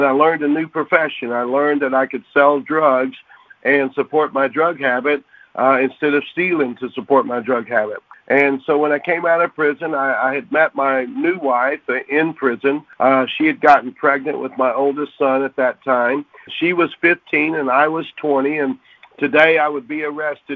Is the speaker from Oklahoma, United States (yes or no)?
yes; Oklahoma City, Oklahoma, United States; I was born and raised in Oklahoma City